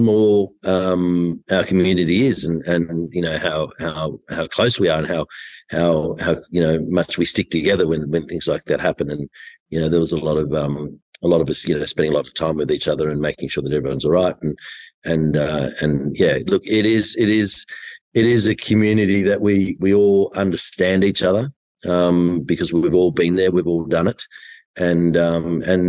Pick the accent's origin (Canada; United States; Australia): Australia; Tamworth, New South Wales; I was born in Tamworth and on a farm in near Currabubula